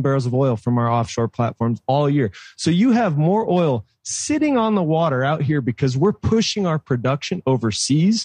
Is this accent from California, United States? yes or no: yes; San Diego, California, United States; California native, born and raised in San Diego